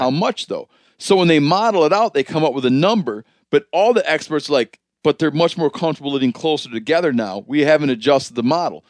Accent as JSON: {"language": "English", "region": "Michigan", "country": "United States", "tie": "born or raised there", "moved": "yes", "said": "I grew up in Michigan"}